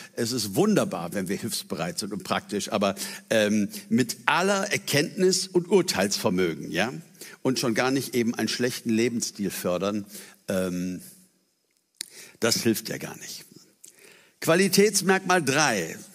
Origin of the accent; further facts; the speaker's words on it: Germany; für uns als Deutsche